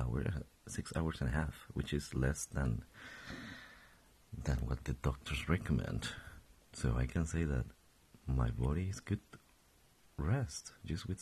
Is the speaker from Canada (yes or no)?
no; Colombia; English is a second language; moved away as an adult; now in Stockholm, Sweden; I was born and raised in Colombia. I've been living there for my past 22 years.